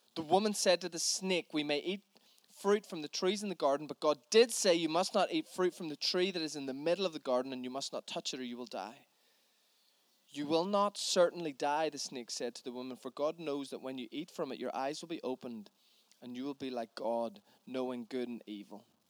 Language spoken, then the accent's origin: English; Northern Ireland, United Kingdom; as a Northern Irish man